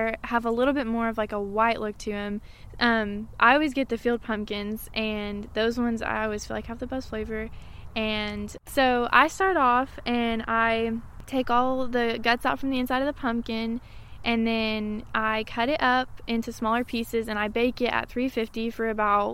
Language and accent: English; Maryville, Tennessee, United States; I was born and raised here in Merrillville